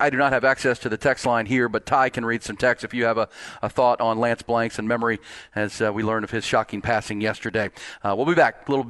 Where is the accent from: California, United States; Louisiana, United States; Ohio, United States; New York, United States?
Ohio, United States; moved away; I was born in Ohio